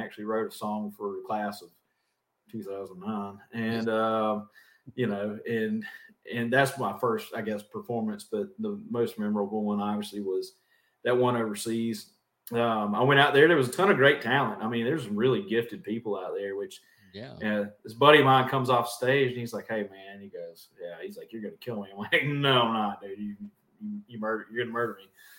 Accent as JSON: {"language": "English", "region": "South Carolina", "country": "United States", "tie": "born or raised there", "said": "We didn't have a stoplight. We got one recently, so now we are a one-stoplight town."}